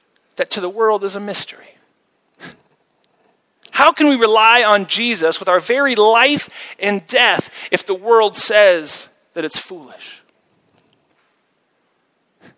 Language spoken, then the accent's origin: English; United States; now in Zurich, Switzerland; as an American